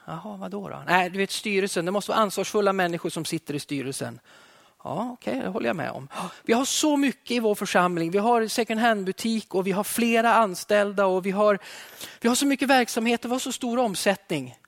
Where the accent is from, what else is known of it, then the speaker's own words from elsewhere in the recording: Alfta, Gävleborg County, Sweden; Jag växte upp i södra Hälsingland i Alfta i pingströrelsen